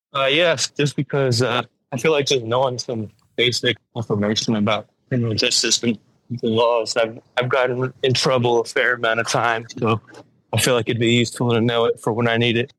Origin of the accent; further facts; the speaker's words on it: Las Vegas, Nevada, United States; moved away; also born or lived in Chicago, Illinois; I was born and raised in Las Vegas.